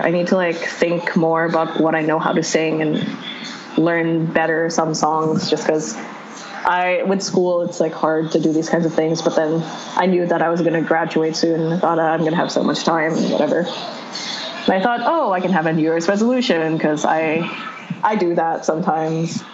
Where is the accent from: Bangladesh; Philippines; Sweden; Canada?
Philippines; moved away; also born or lived in United States; I grew up in the Philippines where everybody speaks like multiple languages